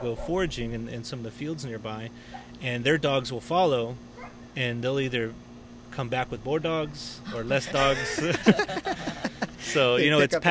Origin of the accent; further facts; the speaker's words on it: Dallas-Fort Worth Metroplex, Texas, United States; growing up in Texas, is that you living in a, Dallas-Fort Worth Metroplex